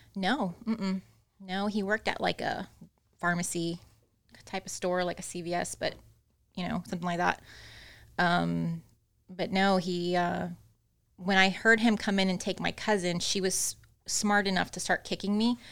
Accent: Austin, Texas, United States; also born or lived in Corpus Christi, Texas; I was born in Corpus Christi, but I was raised in Austin

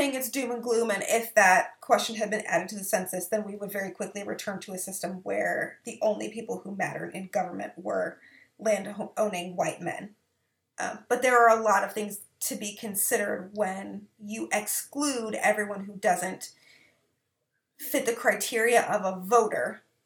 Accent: Minnesota, United States; Go Minnesota, my home state

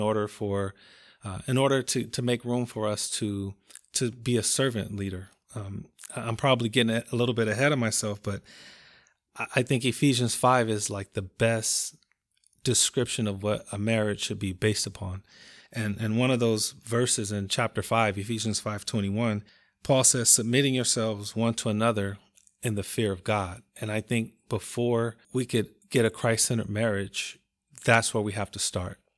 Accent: Compton, California, United States; I'm from Compton, California

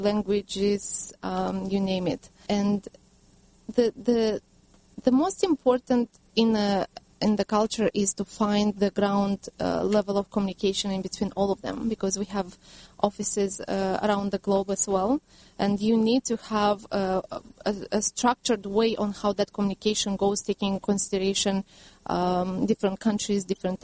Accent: Romania; now in United States; I'm from Romania originally.

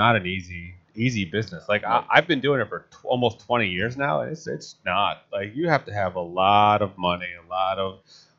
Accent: New Jersey, United States; moved away; Like I'm from Jersey

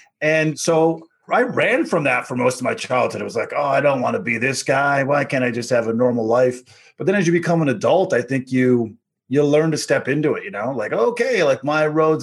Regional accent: Corner Brook, Newfoundland and Labrador, Canada; moved away as an adult; also born or lived in Calgary; I grew up a black kid in Newfoundland in the 70s, raised by my white grandparents

